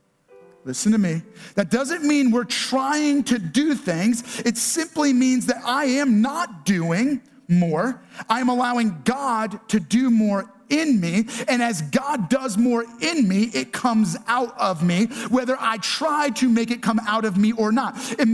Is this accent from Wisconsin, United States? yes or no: no; New York, United States; accent: New York; For Laura and I, we're both originally from New York. And if you get us around New Yorkers, our accent comes back.